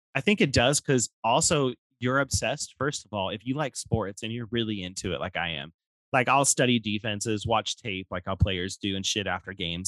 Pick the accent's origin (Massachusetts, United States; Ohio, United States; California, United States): California, United States; Stockton; also born or lived in Lodi, California; I was born and raised in Stockton, but moved to Lodi when I was pretty young. You know, like to go to like middle school